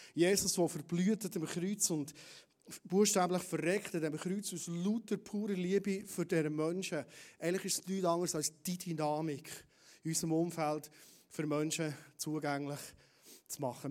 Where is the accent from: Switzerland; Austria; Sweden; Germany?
Switzerland; Bernese Oberland; als Berner Oberländer